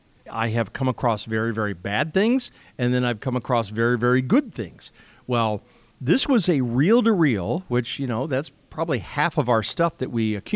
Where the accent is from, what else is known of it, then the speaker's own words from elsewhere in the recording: Rockford, Illinois, United States; northern Illinois, like 10 miles from the Wisconsin border. He goes, tell me the city you're from. And I said, Rockford.